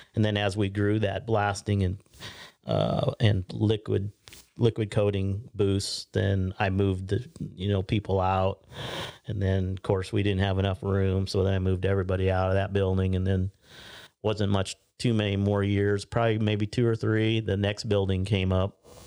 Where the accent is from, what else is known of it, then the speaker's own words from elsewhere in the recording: Pender, Nebraska, United States; moved away; I even went back to, uh, my hometown, Pender